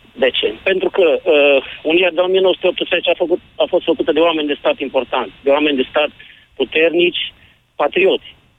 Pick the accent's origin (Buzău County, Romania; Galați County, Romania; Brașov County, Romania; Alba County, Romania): Alba County, Romania; Alba Iulia; sunt din Alba Iulia, din capitala de suflet a tuturor românilor